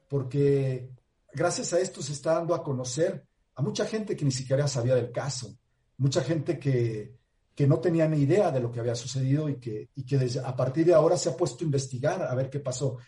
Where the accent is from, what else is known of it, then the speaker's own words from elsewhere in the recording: Mexico; como mexicano y como actor